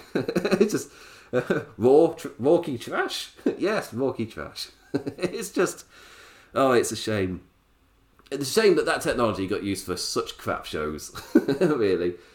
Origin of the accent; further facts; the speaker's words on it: England, United Kingdom; me being English